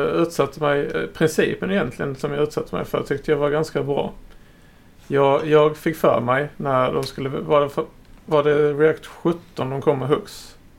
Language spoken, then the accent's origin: Swedish; Skåne, Sweden; also born or lived in Blekinge; jag är faktiskt från Skåne